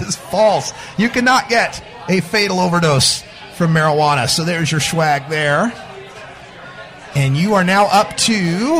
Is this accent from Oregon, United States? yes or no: yes; Portland, Oregon, United States; I'm from Portland, Oregon, where it's probably raining.